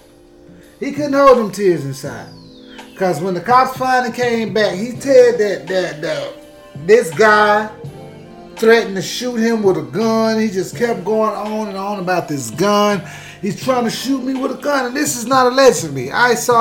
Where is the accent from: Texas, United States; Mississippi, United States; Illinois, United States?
Texas, United States; I'm from Texas